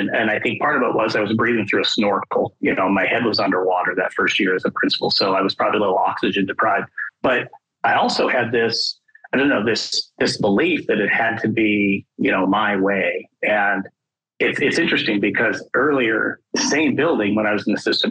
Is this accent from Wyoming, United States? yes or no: yes; Wyoming, United States; also born or lived in Arizona; my home state of Wyoming